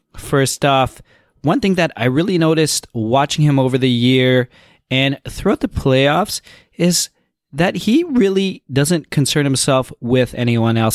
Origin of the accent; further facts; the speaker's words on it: Toronto, Ontario, Canada; I am from Toronto